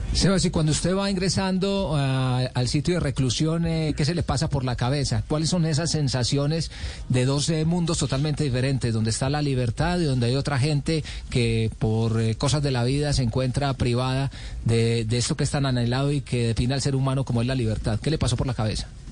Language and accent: Spanish; Colombia; como, colombianos